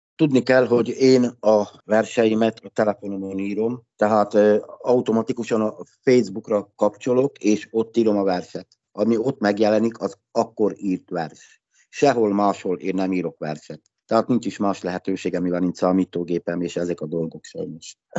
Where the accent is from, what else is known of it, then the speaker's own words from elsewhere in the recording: Lehnice, Trnava Region, Slovakia; first language Hungarian; also born or lived in Dunajská Streda; Hát Szlovákiából jövök, magyar ajkú vagyok